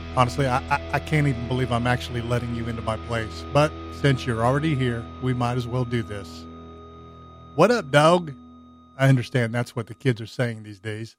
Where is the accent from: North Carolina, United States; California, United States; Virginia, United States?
California, United States; Southern; growing up in Southern California